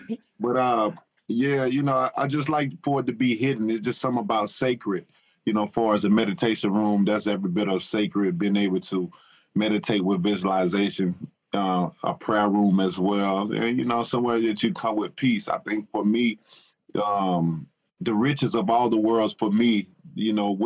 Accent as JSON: {"language": "English", "town": "Tuscaloosa", "region": "Alabama", "country": "United States", "tie": "born or raised there", "said": "I grew up in Tuscaloosa, Alabama."}